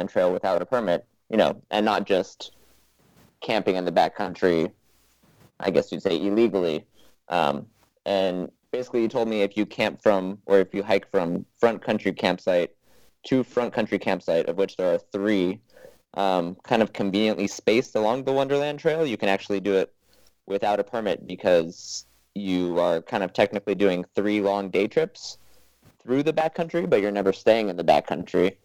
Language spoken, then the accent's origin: English; Southern California, United States; now in Sacramento, United States; I'm originally from Southern California